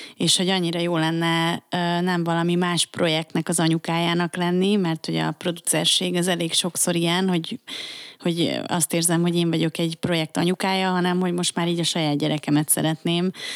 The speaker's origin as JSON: {"language": "Hungarian", "region": "Budapest", "country": "Hungary", "tie": "born or raised there", "said": "én Óbudán nőttem fel."}